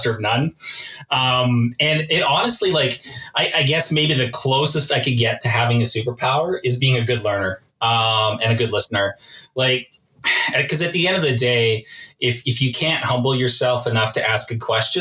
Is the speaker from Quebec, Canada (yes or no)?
no; Edmonton, Alberta, Canada; I'm an Alberta boy. I was born here in Edmonton. Grew up in Edmonton during the Gretzky dynasty.